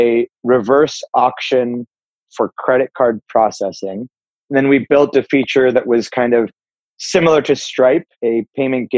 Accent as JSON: {"language": "English", "town": "Pittsburgh", "region": "Pennsylvania", "country": "United States", "tie": "born or raised there", "said": "I grew up in Pittsburgh, Pennsylvania"}